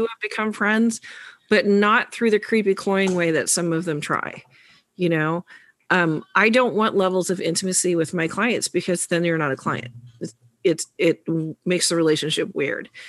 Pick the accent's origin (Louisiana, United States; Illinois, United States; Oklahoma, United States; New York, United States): New York, United States; the New Yorker